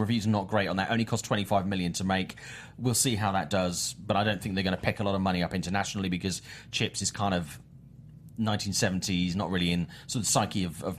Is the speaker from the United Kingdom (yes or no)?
yes; United Kingdom; I'm British